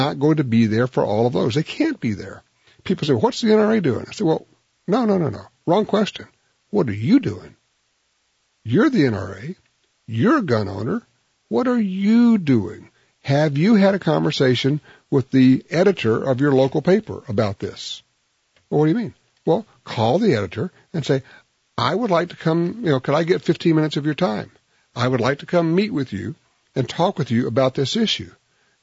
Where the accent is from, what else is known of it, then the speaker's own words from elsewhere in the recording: Louisiana, United States; my home state of Louisiana